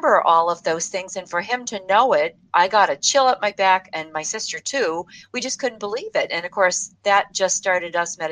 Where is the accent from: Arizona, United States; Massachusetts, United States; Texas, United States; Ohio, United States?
Massachusetts, United States; Boston; we're from Boston